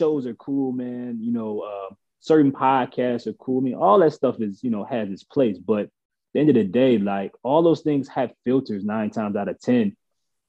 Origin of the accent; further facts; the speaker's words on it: New Orleans, Louisiana, United States; I'm from New Orleans